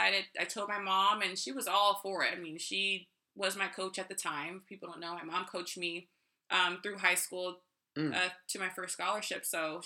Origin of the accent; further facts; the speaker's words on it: Riverside, California, United States; I was born and raised in Riverside, California.